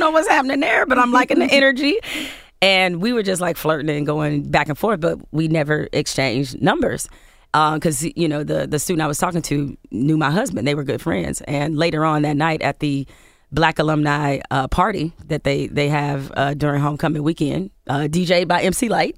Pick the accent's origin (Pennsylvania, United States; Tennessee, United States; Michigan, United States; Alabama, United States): Michigan, United States; Detroit; I was raised in Detroit, grew up in Michigan State